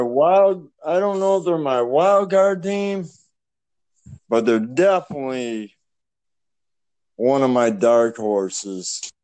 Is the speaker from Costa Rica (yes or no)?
no; Canada; I'm Canadian